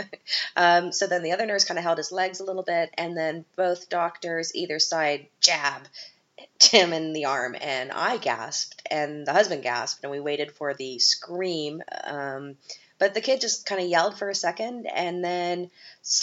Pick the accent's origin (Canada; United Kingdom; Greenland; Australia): Canada; we're both Canadian